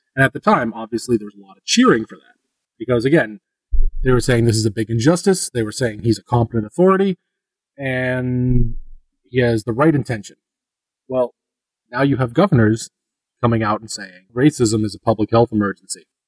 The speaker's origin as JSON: {"language": "English", "region": "Northeast", "country": "United States", "moved": "yes", "said": "I'm from the Northeast, the way that we use sarcasm and the way we talk"}